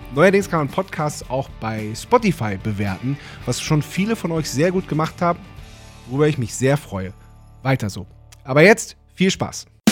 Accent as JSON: {"language": "German", "country": "Germany", "said": "ich bin ja Biefke, ähm, ich bin ja Deutscher"}